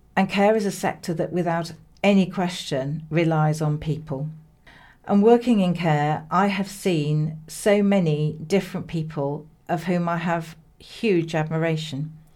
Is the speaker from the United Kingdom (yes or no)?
yes; Hull, Yorkshire and the Humber, United Kingdom; moved away as an adult; also born or lived in Kent; now in Bristol, United Kingdom; I come from Hull. I haven't lived in Hull for many years